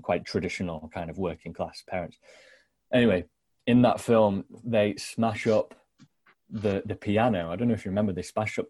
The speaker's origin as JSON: {"language": "English", "area": "the Midlands near Nottingham", "region": "East Midlands", "country": "United Kingdom", "tie": "born or raised there", "said": "that's the kind of landscape that I grew up in in the Midlands near Nottingham"}